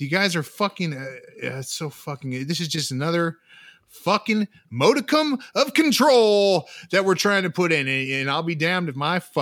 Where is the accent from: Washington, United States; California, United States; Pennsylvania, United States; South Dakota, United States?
California, United States; we are from California.